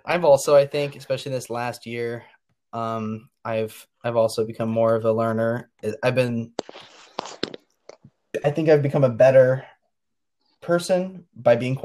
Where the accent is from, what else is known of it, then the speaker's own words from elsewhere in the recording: United States; I'm a American guy